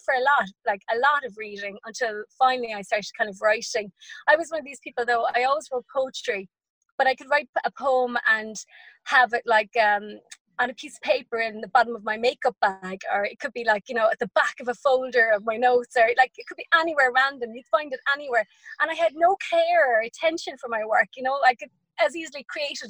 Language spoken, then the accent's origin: English; West Cork, Munster, Ireland; first language English; now in Waterford, Ireland; I'm from West Cork, from a tiny rural village